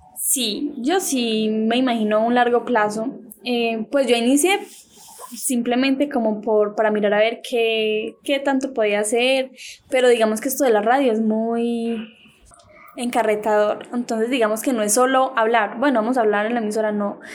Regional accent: Valdivia, Antioquia, Colombia; De Valdivia, Antioquia

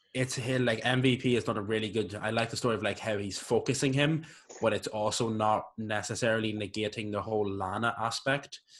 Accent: Ireland; I'm Irish.

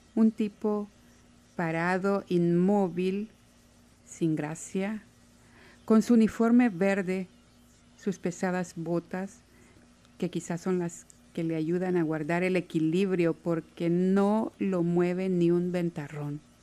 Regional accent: Santa Ana, El Salvador; moved away as an adult; now in Seattle, United States; Soy de Santa Ana, en El Salvador y estoy en Seattle desde hace casi 14 años.

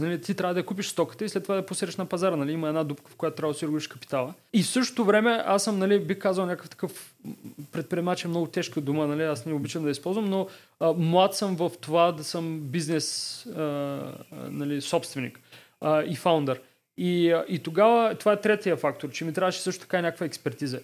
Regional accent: Varna, Varna Province, Bulgaria; аз съм от Варна и тогава в а, него период бях във Варна

